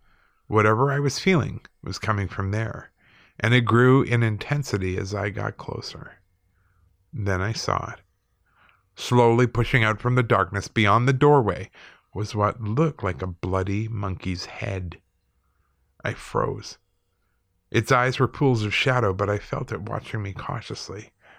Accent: South Dakota, United States; also born or lived in Chicago; My whole life has been a mess of paranormal activity, both here in South Dakota where I grew up and in Chicago where I went to school. I'm of Native American heritage and a firm believer in the paranormal.

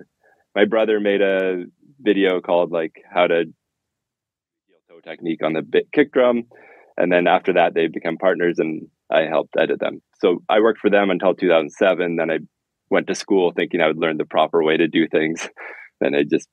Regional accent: Canada; I'm from Canada

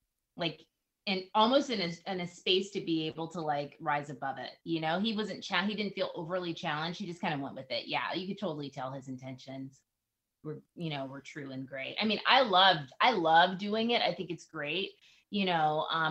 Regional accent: the South, United States; I'm Southern, I'm Black. So you can imagine I grew up Christian and Baptist

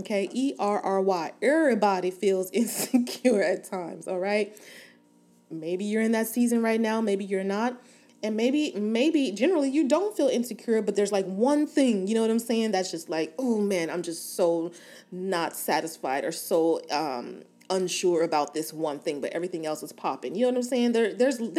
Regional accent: Inglewood, California, United States; Born and raised in Inglewood, California, West Side for life

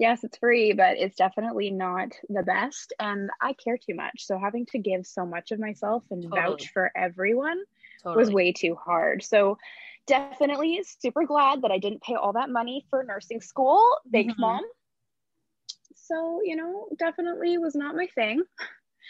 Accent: Vancouver Island, British Columbia, Canada; now in Vancouver, Canada; I am originally from Vancouver Island. I am a local hairstylist here in Vancouver, BC.

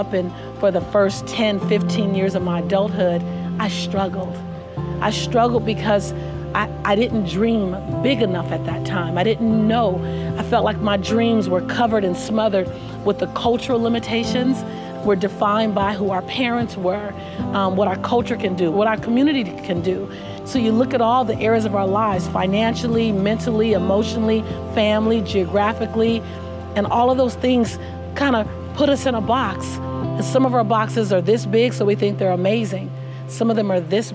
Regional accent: Los Angeles, California, United States; Born and raised in South Central Los Angeles

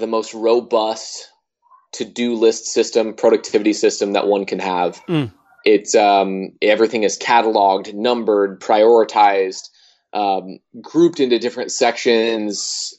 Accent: Iowa, United States; I mean, I grew up in Iowa, so there was very few people there

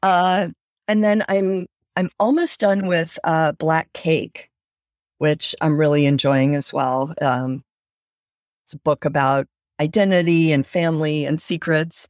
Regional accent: North Carolina, United States; I grew up in North Carolina

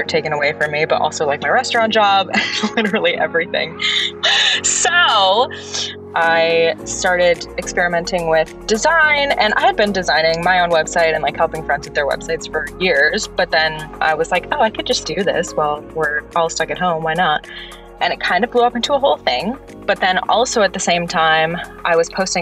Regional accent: Wisconsin, United States; moved away as an adult; now in New York City, United States; I am from Wisconsin and I grew up performing and like doing all the theater in my school

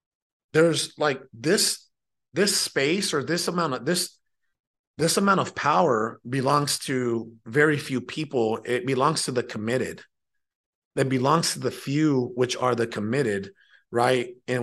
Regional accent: Mexico; born there; I was born in Mexico, which is south of the United States of America. It's a country located south of the U.S.

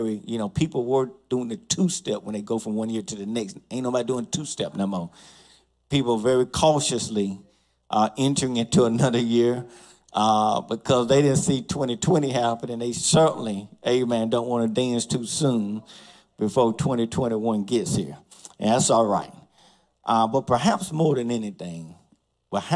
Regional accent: College Park, United States; a family of mine, the Love family, who I grew up with in College Park

